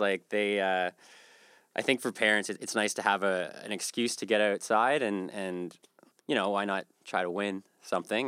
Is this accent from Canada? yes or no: yes; East Coast, Canada; also born or lived in Western Canada; now in Halifax, Canada; I'm from the East Coast originally, and I, I moved out west for a while